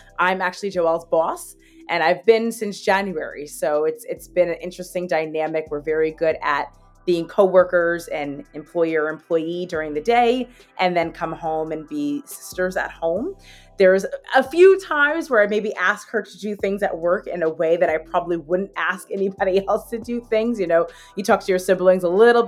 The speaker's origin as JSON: {"language": "English", "town": "Hazlet", "region": "New Jersey", "country": "United States", "tie": "born or raised there", "also_born_or_lived": "Baltimore / Hoboken", "said": "I am from Hazlet, New Jersey. I'm a proud born and raised Hazlet, or Jersey girl"}